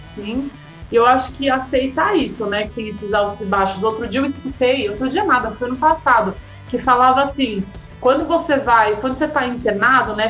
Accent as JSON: {"language": "Portuguese", "town": "Santos", "region": "São Paulo", "country": "Brazil", "moved": "as an adult", "lives_now": "São Paulo, Brazil", "said": "E eu cheguei em São Paulo, sou de Santos"}